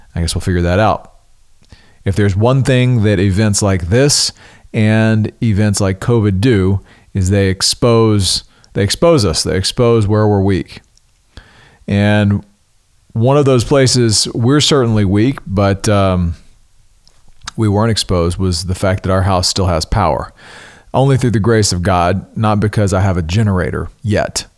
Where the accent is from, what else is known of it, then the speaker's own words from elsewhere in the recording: the South, United States; growing up in the South